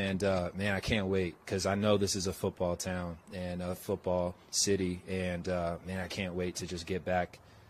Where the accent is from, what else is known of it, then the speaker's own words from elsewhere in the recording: South Florida, United States; also born or lived in Boston; now in Denver, United States; But I grew up in South Florida, so like the Panthers, you know, I didn't really watch them that much. And then went out to Boston